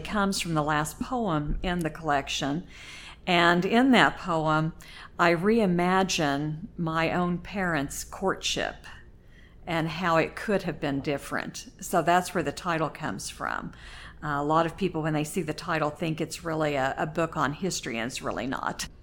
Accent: Oklahoma, United States; moved away as an adult; now in Indiana, United States; I grew up in Oklahoma, lived there until I married my husband

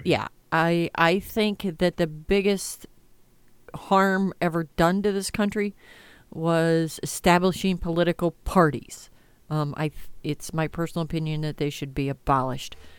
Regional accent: United States; I'm an American.

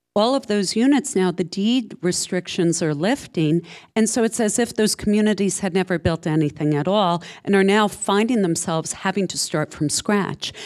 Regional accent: Saddle River, New Jersey, United States; I grew up in Saddle River

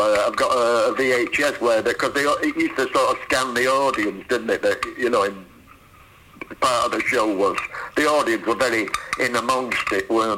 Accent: Salford, North West England, United Kingdom; I'm from Salford

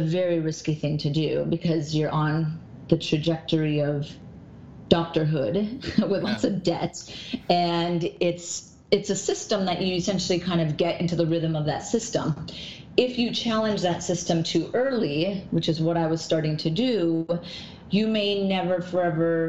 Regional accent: North Dakota, United States; moved away as an adult; also born or lived in Minnesota; now in New York, United States; I've lived in New York for 18 years, and I was born in North Dakota, so very small town, 300 people.

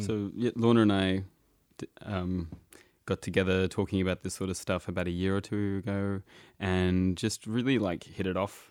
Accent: Sydney, New South Wales, Australia; I, I grew up in Sydney. I mean, I was born here, um, and I grew up in Redfern

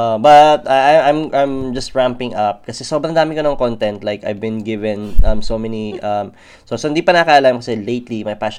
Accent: Australia; H, because we're Aussie.

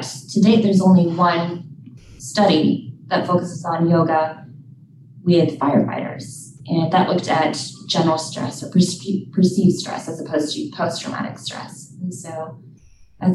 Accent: Minnesota, United States; I am from Minnesota originally

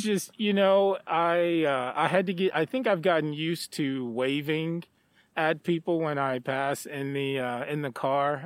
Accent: Stamps, Arkansas, United States; moved away as an adult; also born or lived in Texas; now in Chadron, United States; I grew up in a small town um, called Stamps, Arkansas

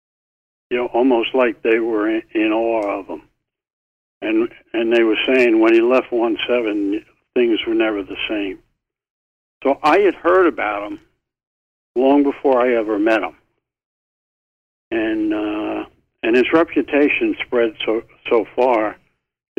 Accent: New York City, New York, United States; I grew up in Brooklyn

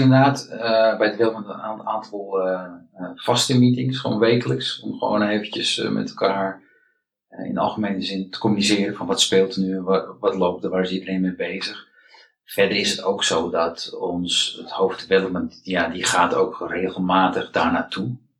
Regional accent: Amsterdam, North Holland, Netherlands; ik ben eh, geboren en getogen in Amsterdam

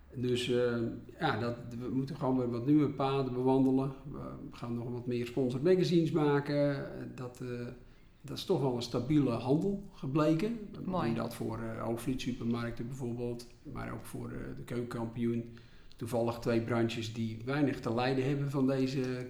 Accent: Volendam, North Holland, Netherlands; Ik kom uit Volendam

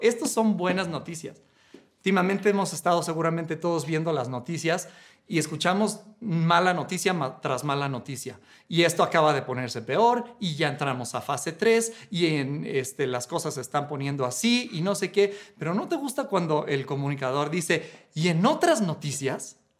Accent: Mexico; cuando me fui fuera de México un tiempo

